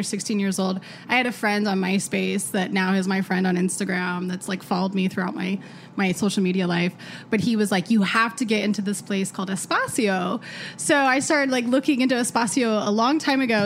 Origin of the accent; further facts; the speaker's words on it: Denver, Colorado, United States; I'm from Denver, Colorado